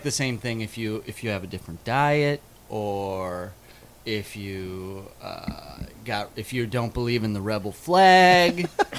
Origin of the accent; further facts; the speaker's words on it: Midwest, United States; moved away; like where we grew up in the Midwest